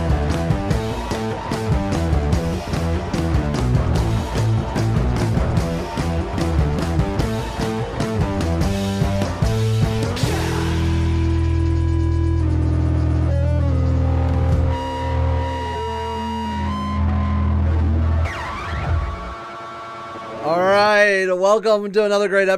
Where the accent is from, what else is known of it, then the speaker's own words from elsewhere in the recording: Akron, Ohio, United States; now in Toledo, United States; I originally from Akron, Ohio, so Canton is a second home to me, or rather a third home, with Toledo being my second, and my real home's Akron